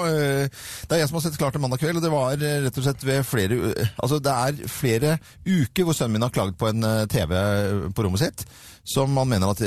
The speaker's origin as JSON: {"language": "Norwegian", "town": "Sveio", "region": "Vestland", "country": "Norway", "accent": "vestlending", "said": "Jeg er fra Sveio i Sunnhordland."}